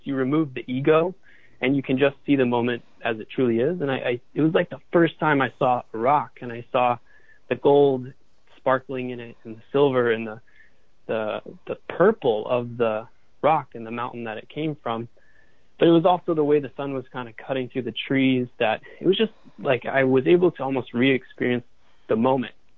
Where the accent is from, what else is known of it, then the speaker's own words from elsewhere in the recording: Boulder, Colorado, United States; moved away as an adult; also born or lived in San Francisco, California; I grew up in Boulder, Colorado, and we have amazing sunsets out there.